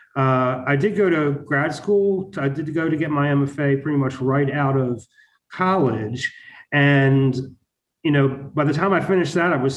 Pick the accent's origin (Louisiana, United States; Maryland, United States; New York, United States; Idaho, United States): Maryland, United States; Baltimore; also born or lived in San Francisco / Mississippi / Wisconsin / Arizona; now in Tulsa, United States; I'm originally from Baltimore